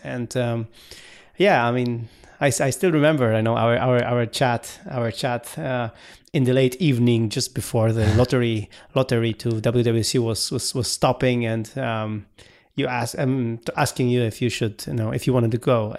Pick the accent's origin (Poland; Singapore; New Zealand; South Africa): Poland; we are a developer from Poland, from Central Eastern Europe